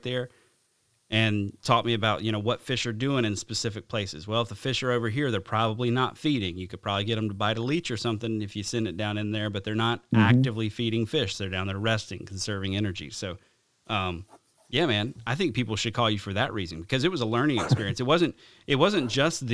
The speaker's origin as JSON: {"language": "English", "area": "the South", "region": "Alabama", "country": "United States", "tie": "born or raised there", "said": "growing up in the South"}